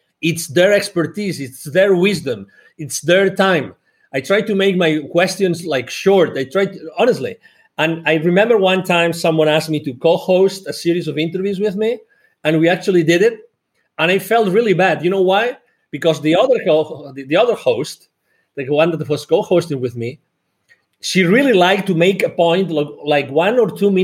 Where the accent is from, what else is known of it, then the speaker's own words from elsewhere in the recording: Barcelona, Catalonia, Spain; moved away as an adult; now in United States; I'm originally from Barcelona in Spain, although I live in the US. I've lived here for more than 10 years.